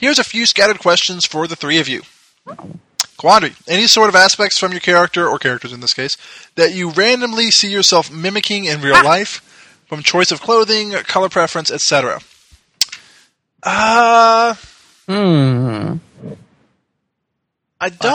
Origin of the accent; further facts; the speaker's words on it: Louisville, Kentucky, United States; moved away as an adult; also born or lived in Dallas; I had flew back to Louisville, my hometown, from Dallas, because I was going to school in Dallas.